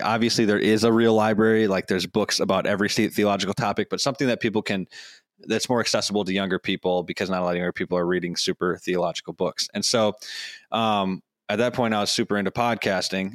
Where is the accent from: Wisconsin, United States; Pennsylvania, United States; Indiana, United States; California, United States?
Wisconsin, United States; Madison; my hometown of Madison, Wisconsin